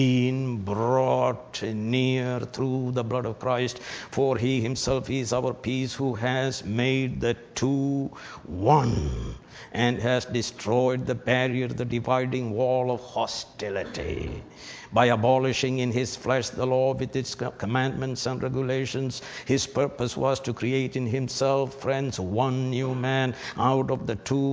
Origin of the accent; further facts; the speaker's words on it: India; moved away; I was brought up in Syrian Orthodox Church. They are the Brahmins in India